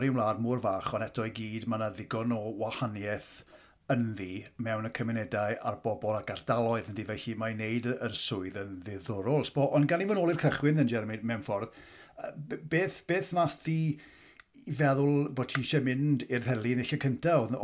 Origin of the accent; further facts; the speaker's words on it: Aberaeron, Wales, United Kingdom; moved away; un o Abereiron dwi, a o'n i methu, o'n i methu aros i adael Abereiron